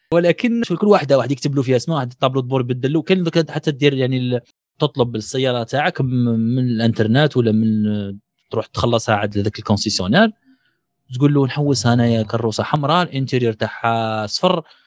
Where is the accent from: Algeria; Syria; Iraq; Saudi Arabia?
Algeria; أنا كطالب جزائري ولا إنسان في الجزائر